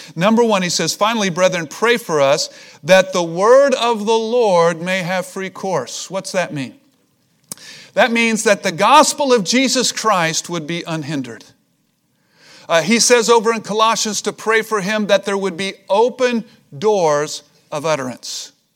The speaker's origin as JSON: {"language": "English", "region": "Missouri", "country": "United States", "said": "I'm from Missouri. It's the show me state."}